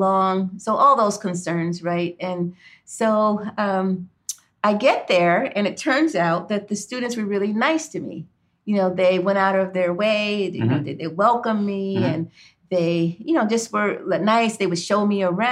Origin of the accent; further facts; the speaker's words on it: Cleveland, Ohio, United States; also born or lived in Beachwood, Ohio; I grew up in Cleveland, Ohio, in an all-Black neighborhood